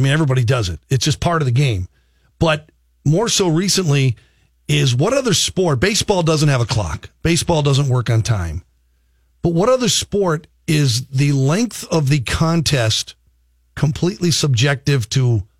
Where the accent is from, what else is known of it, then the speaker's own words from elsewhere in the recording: Minnesota, United States; Growing up in Minnesota